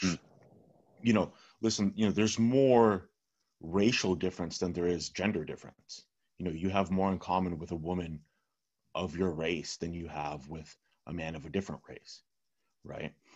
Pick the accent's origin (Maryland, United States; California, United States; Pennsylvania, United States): California, United States; first language Russian; English is a second language; I grew up in California